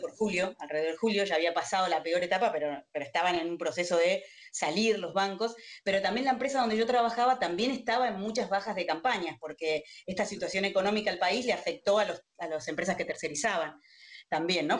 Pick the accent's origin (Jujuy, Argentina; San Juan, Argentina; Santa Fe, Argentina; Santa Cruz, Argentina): Santa Cruz, Argentina; Río Gallegos; moved away as an adult; now in Buenos Aires, Argentina; cuando vine a estudiar a Buenos Aires, soy de Río Gallegos, de Santa Cruz, no soy de acá.